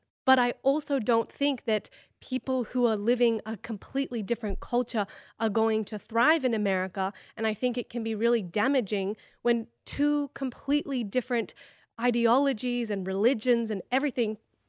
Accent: Australia; now in United States; I want to raise my children as Americans, but I am an Australian.

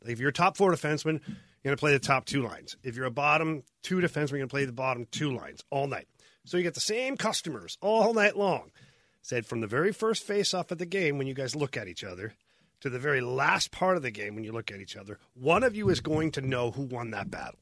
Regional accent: Ottawa, Ontario, Canada; I grew up in Ottawa

